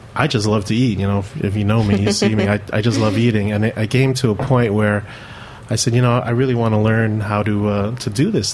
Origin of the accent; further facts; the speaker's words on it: New York City, New York, United States; growing up, I was born here in New York City, and my mom's from the Philippines